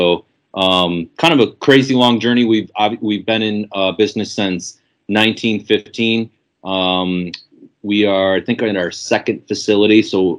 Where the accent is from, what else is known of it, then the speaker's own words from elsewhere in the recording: Cortland, New York, United States; I was born in Cortland, New York, where the Cortland office and manufacturing plant is. Mm-hmm. I grew up about 10 minutes up the road on a small private lake with my parents. Went to school real close by, went to college real close by.